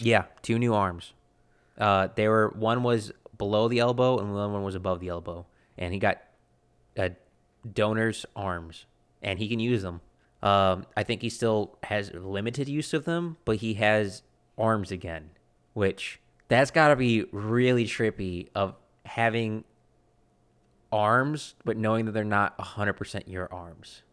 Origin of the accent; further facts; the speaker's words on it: United States; I'm an American